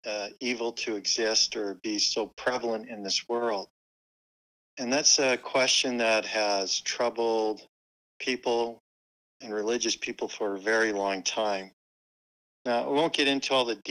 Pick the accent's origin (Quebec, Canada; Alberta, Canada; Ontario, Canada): Alberta, Canada; Calgary; moved away as an adult; also born or lived in Utah / Cedar City; I was born and raised in Calgary, Alberta, Canada